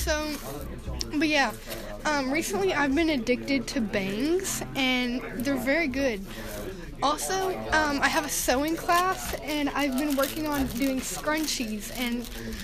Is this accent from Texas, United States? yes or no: no; Arkansas, United States; we're from Arkansas